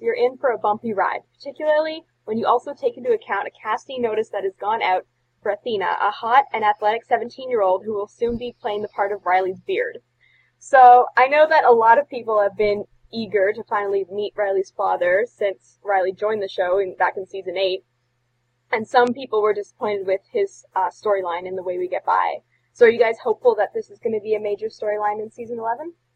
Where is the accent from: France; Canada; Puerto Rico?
Canada